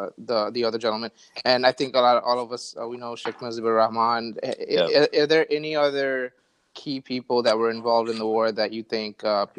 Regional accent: Bangladesh; now in United States; when I talk to my older coworkers and I say I'm from Bangladesh

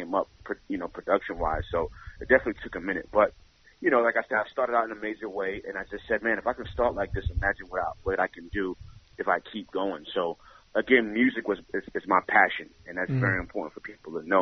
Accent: New York City, New York, United States; I grew up in the Bronx, 169th, Washington Avenue

